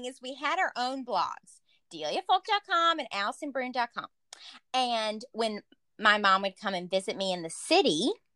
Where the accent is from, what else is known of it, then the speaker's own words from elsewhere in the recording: the South, United States; moved away; I'm from the South